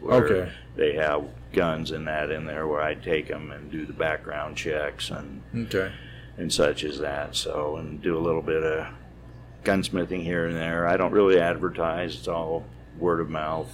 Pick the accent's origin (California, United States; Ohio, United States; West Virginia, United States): California, United States; San Diego; moved away as an adult; also born or lived in Riverside; now in Colorado, United States; I grew up in San Diego